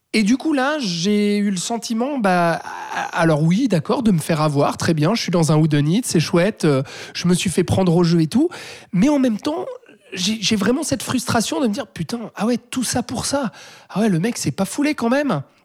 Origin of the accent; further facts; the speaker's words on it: Switzerland; chez nous en Suisse